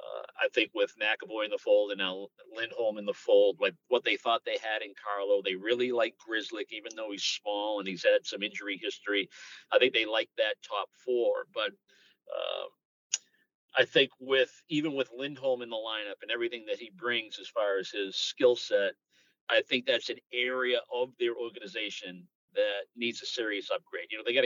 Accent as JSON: {"language": "English", "town": "Boston", "region": "Massachusetts", "country": "United States", "tie": "born or raised there", "said": "I'm a Northeasterner. I grew up in Boston"}